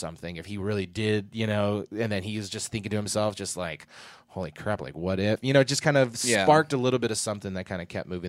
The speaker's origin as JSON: {"language": "English", "country": "United States", "said": "I'm an American."}